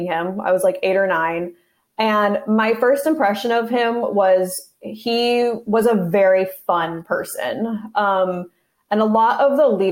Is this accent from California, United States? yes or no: yes; Wildomar, California, United States; I grew up in Riverside County, which is right next to Orange County, in a little town called Wildomar